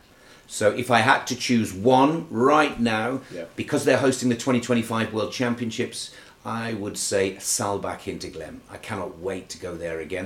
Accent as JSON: {"language": "English", "country": "United Kingdom", "said": "as a ski racer, as a British ski racer"}